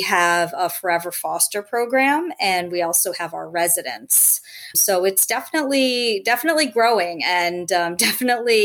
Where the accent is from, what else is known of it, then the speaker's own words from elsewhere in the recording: Rhode Island, United States; moved away as an adult; also born or lived in Los Angeles; I grew up in Rhode Island, had dogs growing up, ended up as an adult moving out to Los Angeles